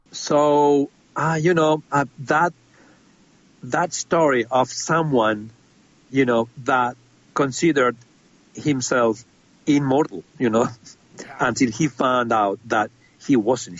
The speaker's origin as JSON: {"language": "English", "country": "Spain", "said": "I'm from Spain"}